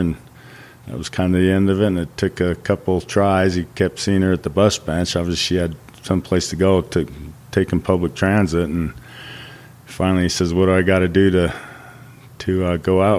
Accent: Auckland, New Zealand; moved away; I was born in Auckland, New Zealand

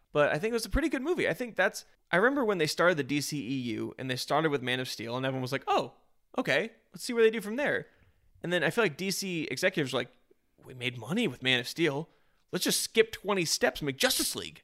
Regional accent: United States; I'm an American

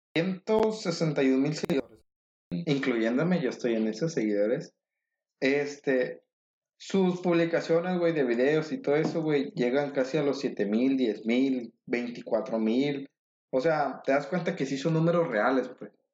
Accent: State of Mexico, Mexico; moved away; yo soy del Estado de México

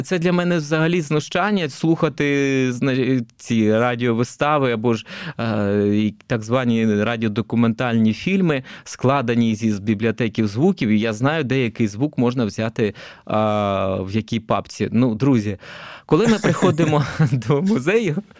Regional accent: Kharkiv, Kharkiv Oblast, Ukraine; also born or lived in Dnipro, Ukraine; Я сам взагалі родом із Дніпра. Тоді це був Дніпропетровськ. Там виріс до сіми років. Потім переїхав я особисто до Харкова на навчання

